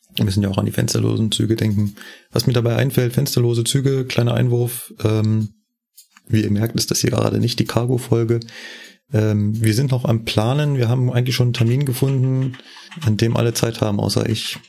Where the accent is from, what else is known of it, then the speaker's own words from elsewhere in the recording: Berlin, Germany; moved away as an adult; now in Munich, Germany; bin ja ursprünglich Berliner, bin ja erst ja mit 28 nach München gekommen